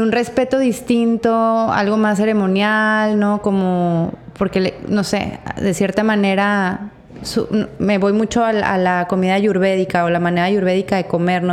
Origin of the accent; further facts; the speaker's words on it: Torreón, Coahuila, Mexico; moved away; yo soy de Torreón